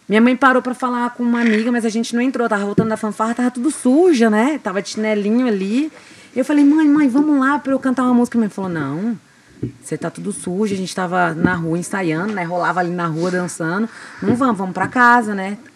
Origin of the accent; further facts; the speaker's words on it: Glória de Dourados, Mato Grosso do Sul, Brazil; also born or lived in Diamante do Norte, Paraná; Fui criada a vida inteira em Glória de Dourados, aqui no interior do Mato Grosso do Sul.